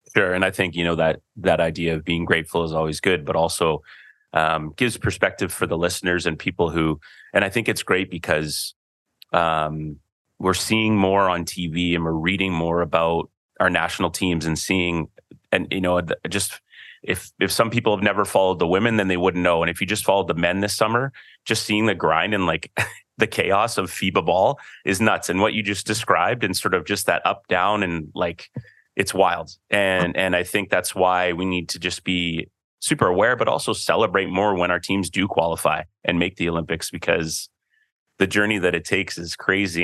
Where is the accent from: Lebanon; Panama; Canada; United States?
Canada; I'm a Canadian too